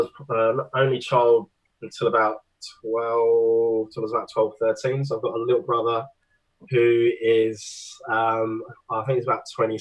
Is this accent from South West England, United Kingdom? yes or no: no; Basingstoke, South East England, United Kingdom; moved away as an adult; also born or lived in Chiswick, London; now in Gold Coast, Australia; Yeah, so I'm Aussie now. But I guess like going back, I was born in a place called Chiswick, so West London. When I was about 3 years old, I moved down to a place called Basingstoke, which is an hour south of London. That's where I spent most of my time sort of growing up.